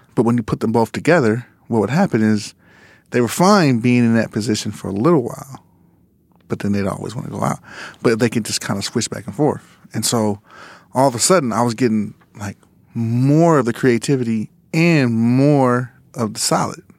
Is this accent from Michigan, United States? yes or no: no; Los Angeles, California, United States; we grew up in Lamar Park, like, around, you know, Kamal Dubs, um, you know, the world stage